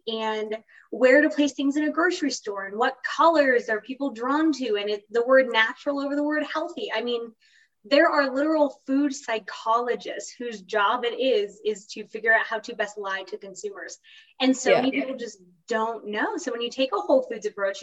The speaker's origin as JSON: {"language": "English", "region": "Florida", "country": "United States", "tie": "born or raised there", "moved": "as an adult", "said": "I grew up in Florida."}